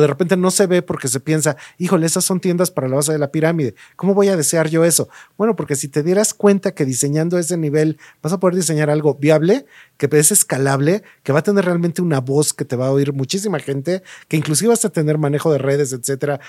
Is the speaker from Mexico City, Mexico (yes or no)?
yes; Mexico City, Mexico; yo crecí en la Ciudad de México